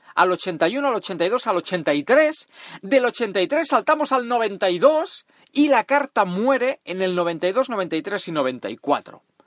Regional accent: Catalonia, Spain; Soy catalán, agarrado y rata, pero no tonto

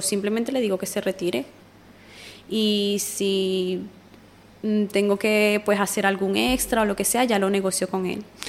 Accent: Venezuela; moved away as an adult; now in Spain; yo soy venezolana

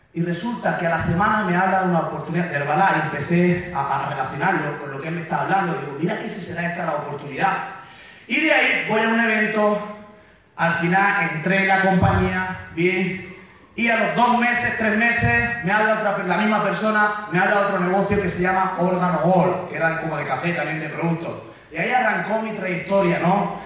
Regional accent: Mula, Region of Murcia, Spain; yo soy de Murcia, España, de Mula, de un pueblo que son como 15.000 habitantes

